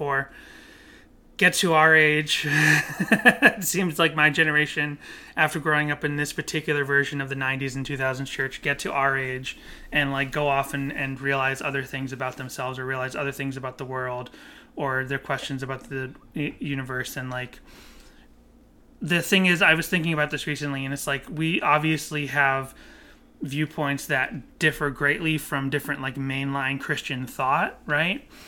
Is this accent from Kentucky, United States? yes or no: no; Massachusetts, United States; I grew up in Massachusetts, which is a largely Catholic community